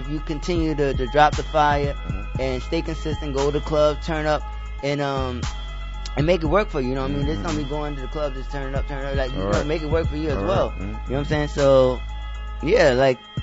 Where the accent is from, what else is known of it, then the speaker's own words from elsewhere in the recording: New York City, New York, United States; I'm from the Bronx